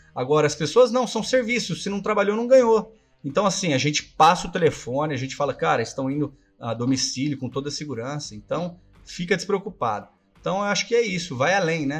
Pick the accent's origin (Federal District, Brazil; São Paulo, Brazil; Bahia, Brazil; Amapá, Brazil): São Paulo, Brazil; Ribeirão Preto; nós viemos da, da, do café, né? Vamos falar, Ribeirão Sim. Preto foi a terra do café